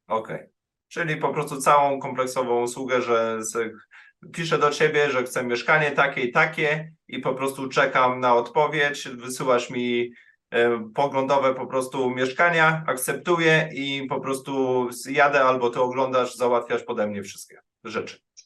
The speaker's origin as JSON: {"language": "Polish", "country": "Poland", "moved": "as an adult", "lives_now": "Germany", "said": "ja jestem Polakiem"}